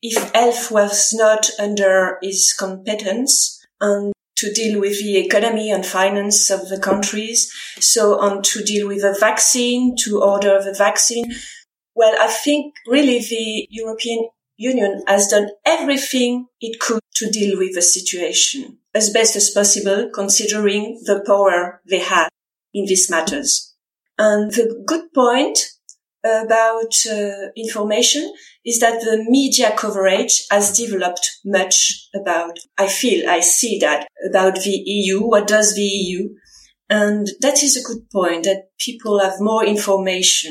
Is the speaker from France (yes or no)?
yes; France; English is a second language